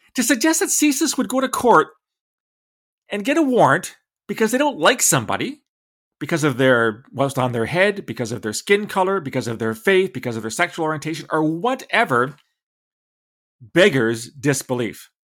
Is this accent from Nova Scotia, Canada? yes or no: no; London, Ontario, Canada; my hometown of London, Ontario